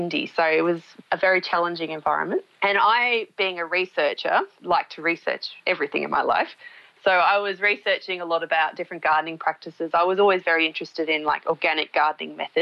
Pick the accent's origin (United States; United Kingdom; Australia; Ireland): Australia; Queensland; moved away as an adult; also born or lived in Central Australia; now in Victoria, Australia; I'm originally from Queensland, which is a more tropical part of Australia